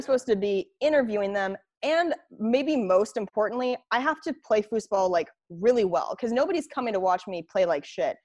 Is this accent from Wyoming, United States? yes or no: no; Spokane, Washington, United States; Spokane, my, my hometown